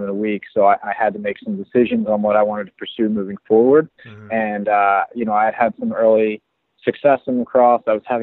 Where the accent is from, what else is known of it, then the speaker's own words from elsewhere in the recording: Springfield, Pennsylvania, United States; also born or lived in New York City; now in Philadelphia, United States; I grew up in Springfield, Pennsylvania, a town outside of Philadelphia